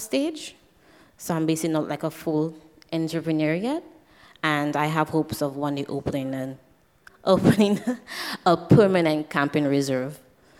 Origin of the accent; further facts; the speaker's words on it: St. Lucia; I'm from St. Lucia.